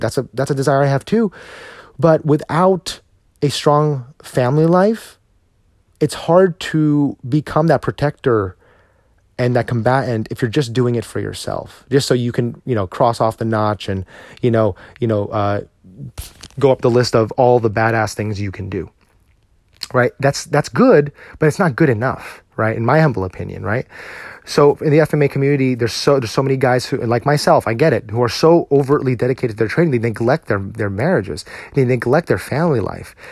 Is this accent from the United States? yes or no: yes; United States